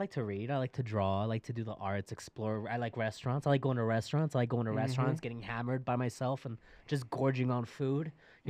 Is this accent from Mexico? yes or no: yes; Mexico; also born or lived in Texas; now in United States; And before that, though, I'm actually from Mexico. And I came over illegally. And I have a little pass now.